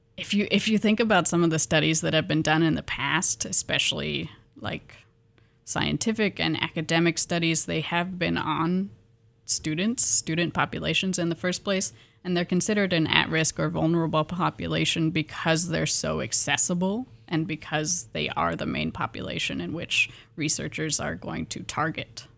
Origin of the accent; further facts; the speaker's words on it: Pullman, Washington, United States; moved away; I'm from Pullman, Washington, originally